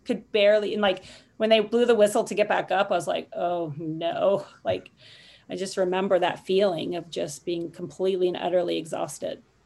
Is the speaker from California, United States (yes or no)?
yes; Los Angeles, California, United States; Los Angeles my hometown